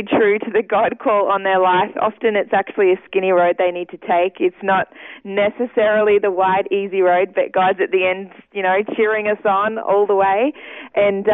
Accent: Ipswich, Queensland, Australia; moved away as an adult; now in Sydney, Australia; I did grow up first 20 years in Ipswich and all my family is still there

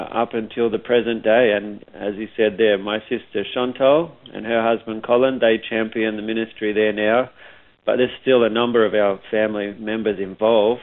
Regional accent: Coffs Harbour, New South Wales, Australia; moved away as an adult; now in Sydney, Australia; Coffs Harbour, that's my old stomping ground, just north of Coffs Harbour

